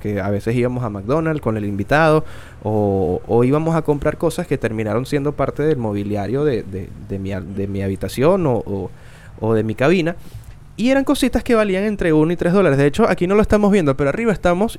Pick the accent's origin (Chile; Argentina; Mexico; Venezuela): Venezuela; soy venezolano